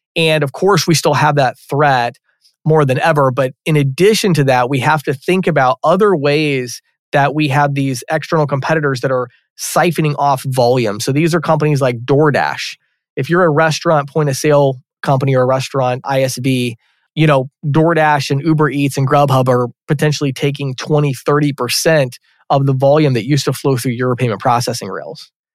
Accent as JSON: {"language": "English", "town": "Chicago", "region": "Illinois", "country": "United States", "tie": "born or raised there", "said": "I grew up out near Chicago in the, in the suburbs there"}